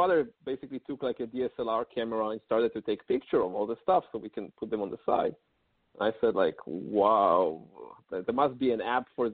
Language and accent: English; Israel; moved away as an adult; also born or lived in New York City, United States; now in Palo Alto, United States; I'm originally from Israel, and about 6 years ago, I moved with my family to New York City